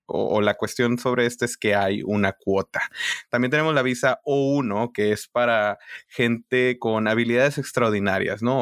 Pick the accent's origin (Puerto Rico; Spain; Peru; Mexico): Mexico; northern Mexico border; moved away as an adult; now in United States; yo de la frontera